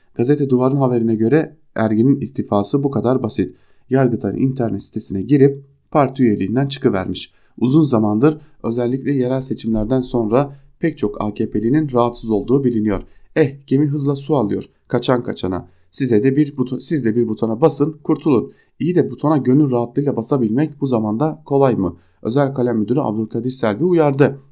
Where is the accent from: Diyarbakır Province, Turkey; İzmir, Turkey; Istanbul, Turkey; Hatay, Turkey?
Diyarbakır Province, Turkey; Diyarbakır; ben Diyarbakırlıyım. Ailem hala Diyarbakır'da yaşıyor.